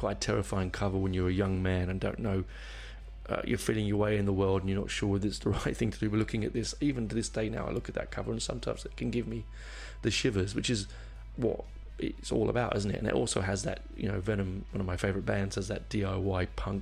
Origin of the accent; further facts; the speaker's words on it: Barnet, London, United Kingdom; I grew up in Barnet. I was born in Barnet, which is a suburb of London